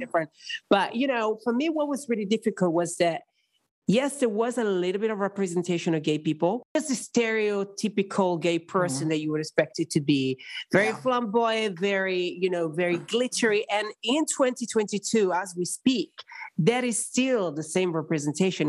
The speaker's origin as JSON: {"language": "English", "country": "Italy", "tie": "born or raised there", "moved": "yes", "said": "growing up in a country very Catholic, very conservative everybody in Italy is very attached to their roots"}